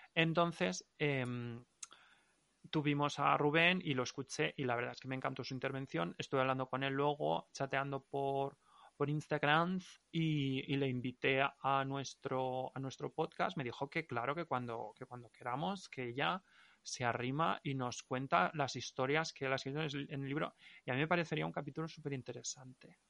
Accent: Valencian-speaking area, Valencian Community, Spain; accent: Valencian; first language Valencian; Spanish is a second language; me expreso muchísimo mejor en, valenciano. Mm. Porque es mi lengua materna.

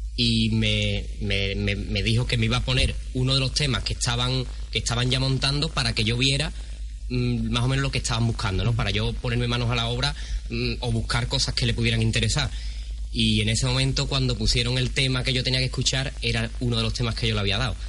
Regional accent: Benacazón, Andalusia, Spain; mi pueblo en Menagazón

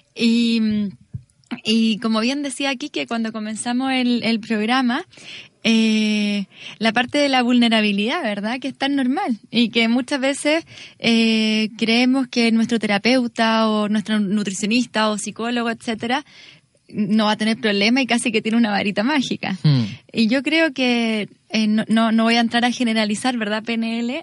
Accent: Chile; moved away as an adult; now in Salamanca, Spain; Soy de Chile, soy de Chile y estoy viviendo ya acá hace ya casi cuatro

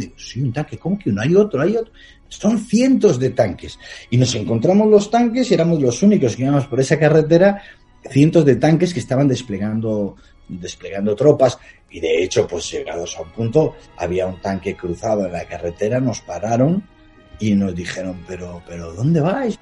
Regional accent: Palencia, Castile and León, Spain; mi ciudad natal, en Palencia

